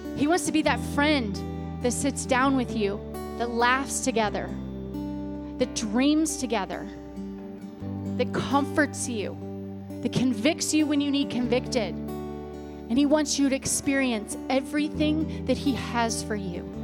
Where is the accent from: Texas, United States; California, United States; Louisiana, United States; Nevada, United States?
Louisiana, United States; I was born in Louisiana